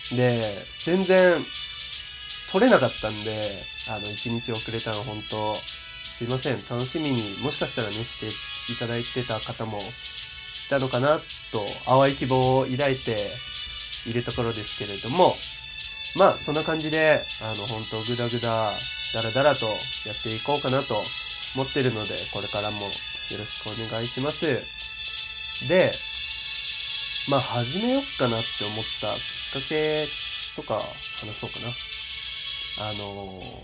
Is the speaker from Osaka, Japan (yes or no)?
no; Yamaguchi, Japan; 一応山口県出身なので、ちょっとだけイントネーションがおかしかったりとか、ちょっと方言が出たりすることも多々あるのではないかなと思ってるので